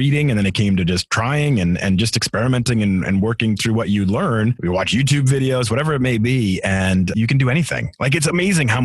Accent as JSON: {"language": "English", "region": "Massachusetts", "country": "United States", "tie": "born or raised there", "also_born_or_lived": "Atlanta / Seattle / Denver", "moved": "as an adult", "lives_now": "Philadelphia, United States", "said": "I grew up in Massachusetts and we had about 13 acres worth of land"}